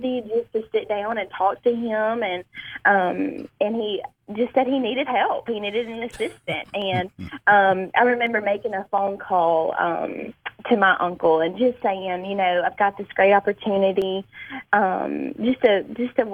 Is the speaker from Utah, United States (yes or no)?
no; Amory, Mississippi, United States; I was born and raised in Amory, Mississippi